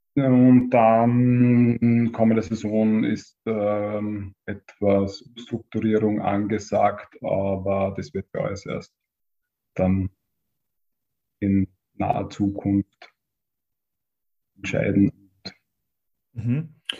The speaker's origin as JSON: {"language": "German", "town": "Hartberg", "region": "Styria", "country": "Austria", "also_born_or_lived": "Graz", "said": "Ich bin aus Hartberg"}